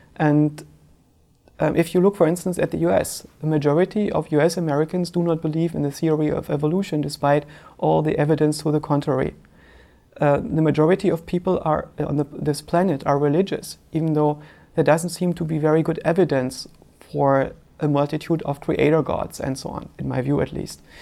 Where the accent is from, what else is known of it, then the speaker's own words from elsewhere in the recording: eastern Germany, Germany; I grew up in Eastern Germany